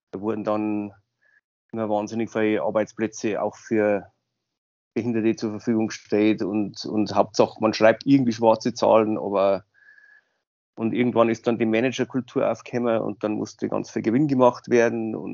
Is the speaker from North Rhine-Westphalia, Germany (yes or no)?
no; Zwiesel, Bavaria, Germany; now in Landshut, Germany; Also ich komme aus Landshut, ursprünglich aus Zwiesel.